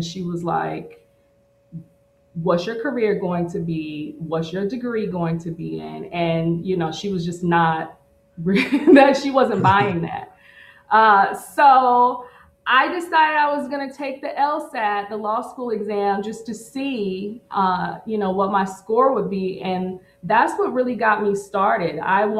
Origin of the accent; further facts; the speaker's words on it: Midwest, United States; also born or lived in Missouri / Oklahoma; Yeah, so I grew up in the Midwest between Missouri and Oklahoma. I lived with my grandparents in Missouri until I was like, you know, 5 or 6.